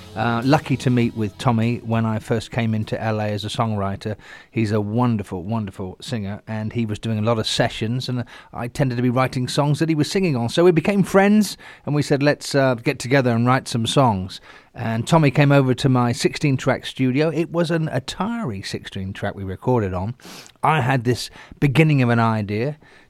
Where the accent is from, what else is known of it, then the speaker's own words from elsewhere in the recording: England, United Kingdom; I grew up in England, and during the 70s, skinheads and smoothies, they were called